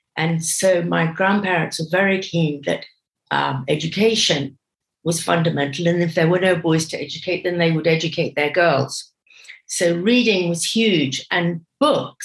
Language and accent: English; Kenya; first language English; also born or lived in Britain; now in United Kingdom; I grew up in Kenya